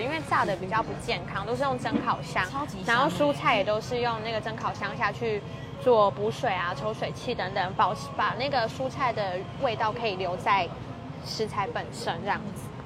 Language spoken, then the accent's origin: Chinese; Kaohsiung, Taiwan; moved away as an adult; now in Taichung, Taiwan; 从小在高雄长大